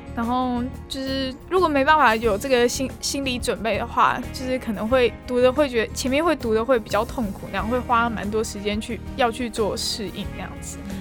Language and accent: Chinese; Taoyuan, Taiwan; moved away as an adult; now in Tainan, Taiwan; 因为我是桃园人，所以我们就是跑那种什么桃友会那样子